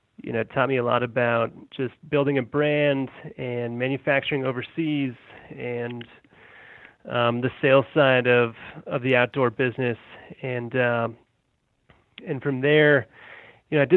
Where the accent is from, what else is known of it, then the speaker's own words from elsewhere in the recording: Colorado, United States; also born or lived in Massachusetts / Denver; I was born in Massachusetts, and my family's from New England, and my parents moved me and my brother out to Colorado when we were little kids, and I've been out here ever since